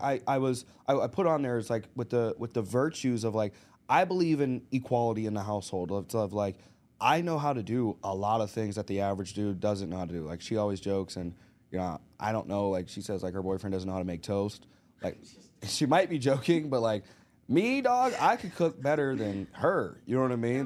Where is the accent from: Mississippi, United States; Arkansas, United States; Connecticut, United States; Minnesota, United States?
Arkansas, United States; moved away; we grew up in Arkansas